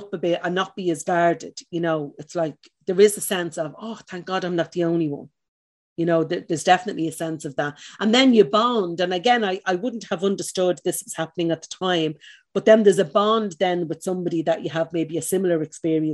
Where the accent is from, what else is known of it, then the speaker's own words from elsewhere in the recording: Dublin, Leinster, Ireland; Where I was from, I'm from the north side of Dublin, I'm from Cabra